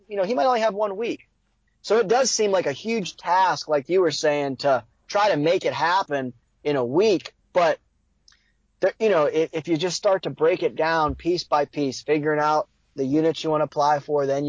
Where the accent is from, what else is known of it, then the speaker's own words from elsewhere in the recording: Ohio, United States; Here in Ohio